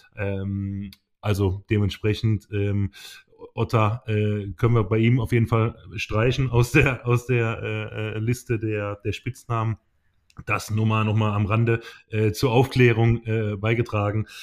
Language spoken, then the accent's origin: German; Teningen, Baden-Württemberg, Germany; also born or lived in Emmendingen; ich bin ja äh, in Tening äh, aufgewachsen, war in Emding geboren in der Nachbarstadt